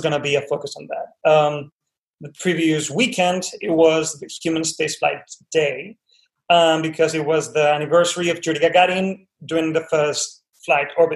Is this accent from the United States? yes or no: no; Lanzarote, Canary Islands, Spain; I grew up in Lanzarote in the Canary Islands